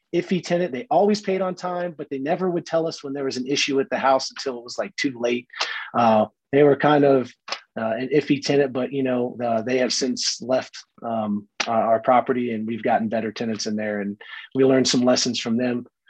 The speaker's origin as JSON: {"language": "English", "town": "Brooksville", "region": "Florida", "country": "United States", "tie": "born or raised there", "moved": "yes", "said": "I grew up in Brooksville, Florida, which is just north of Tampa."}